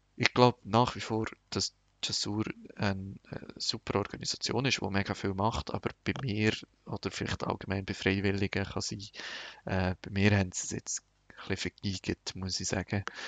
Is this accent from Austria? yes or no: no; Switzerland; moved away as an adult; now in Lebanon; bei uns in der Schweiz